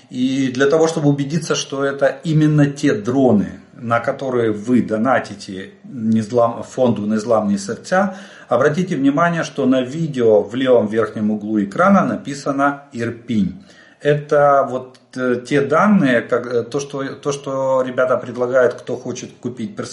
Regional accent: Ukraine; Добрый день, мы из Украины.

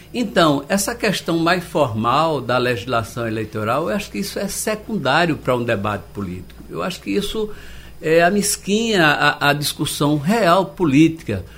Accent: Olinda, Pernambuco, Brazil; moved away; also born or lived in Recife; Eu nasci em Salgadinho, Olinda

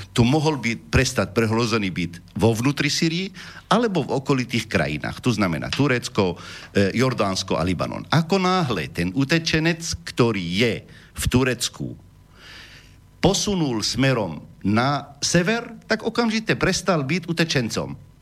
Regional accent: Homs, Homs Governorate, Syria; Slovak is a second language; now in Slovakia; ja som z Homsu

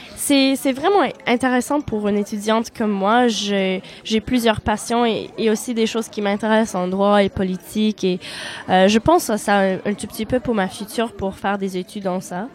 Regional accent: Winnipeg, Manitoba, Canada; first language Polish; French is a second language; moved away as an adult; now in Tours, France; j'étais née au Canada, mhm. à Winnipeg

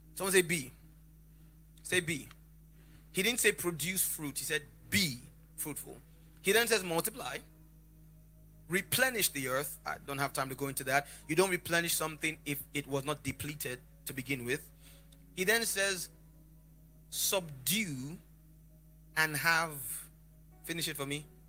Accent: Lagos, Nigeria; I grew up around the corner from a place in Lagos called Oshodi.

